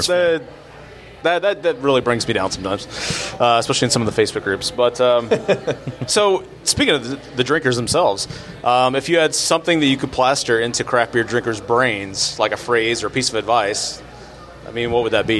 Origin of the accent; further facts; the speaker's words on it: Abilene, Texas, United States; we grew up in Abilene, and when I come see my dad in Dallas